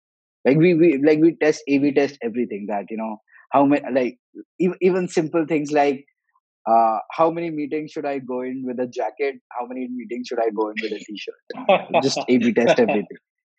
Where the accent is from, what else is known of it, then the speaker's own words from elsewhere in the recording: Goa, India; My co-founder is from Kharagpur. I'm from Goa.